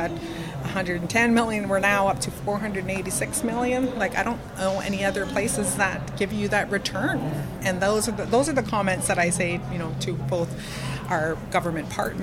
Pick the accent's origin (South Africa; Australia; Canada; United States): Canada; Haida Gwaii, British Columbia; I grew up in a small community in Lough Wallams